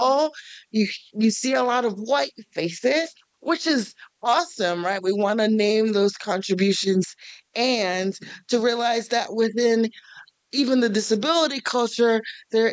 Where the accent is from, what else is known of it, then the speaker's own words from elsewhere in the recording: New York City, New York, United States; now in Kansas City, United States; I am originally from New York City.